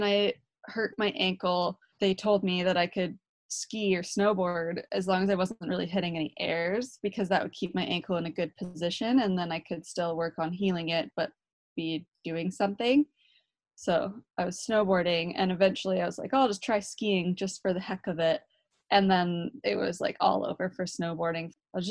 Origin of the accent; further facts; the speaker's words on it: Calgary, Alberta, Canada; I grew up just outside Calgary, like 20, 30 minutes